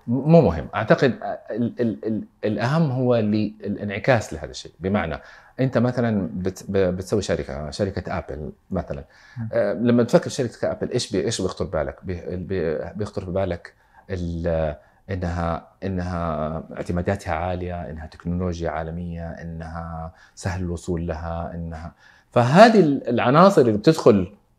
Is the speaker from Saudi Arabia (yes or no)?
yes; Saudi Arabia; عندنا في السعوديه